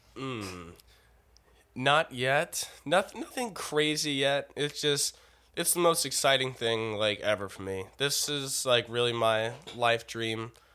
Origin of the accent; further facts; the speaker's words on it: United States; I'm an American citizen